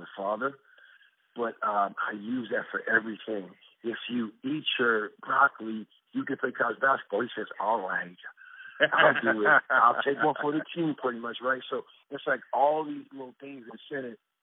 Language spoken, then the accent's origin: English; South Miami, Florida, United States; also born or lived in Bloomington, Indiana; now in Dallas, United States; So I grew up in South Florida. The city I grew up in was called South Miami in Florida